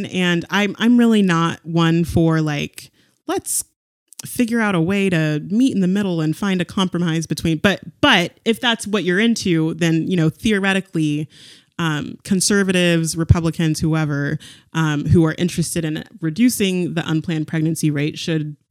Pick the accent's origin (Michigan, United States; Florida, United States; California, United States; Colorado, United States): California, United States; moved away as an adult; also born or lived in San Diego / North Carolina; I grew up in California